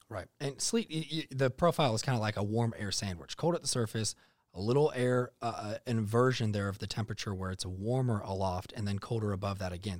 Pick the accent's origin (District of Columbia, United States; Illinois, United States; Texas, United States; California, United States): Texas, United States; North; also born or lived in Iowa; growing up in North Texas, I, I did live in Iowa for a bit there, born there, moved to Texas when I was young